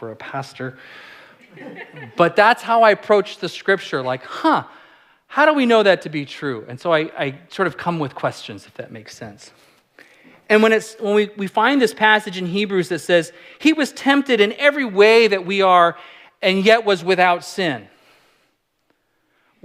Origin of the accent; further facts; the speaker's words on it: California, United States; I'm a California kid. I'm from California